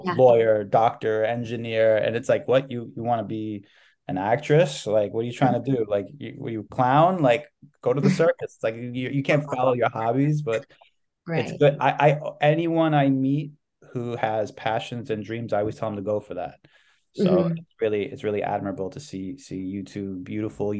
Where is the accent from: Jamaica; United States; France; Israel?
United States; New York City, New York; I was born raised in New York City